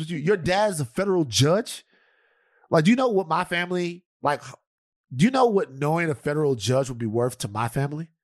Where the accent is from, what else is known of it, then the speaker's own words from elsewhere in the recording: Louisiana, United States; I'm from Louisiana